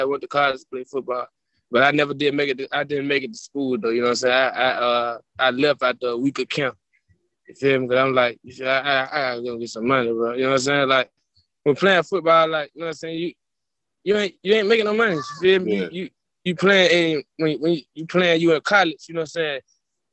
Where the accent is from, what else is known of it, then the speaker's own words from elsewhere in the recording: Birmingham, Alabama, United States; I'm from Birmingham